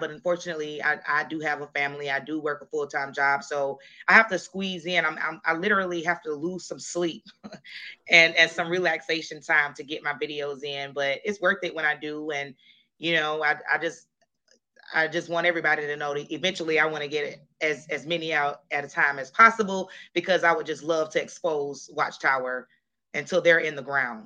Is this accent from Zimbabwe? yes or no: no; Jacksonville, Florida, United States; moved away as an adult; also born or lived in Colorado; we moved back to my hometown to Jacksonville, Florida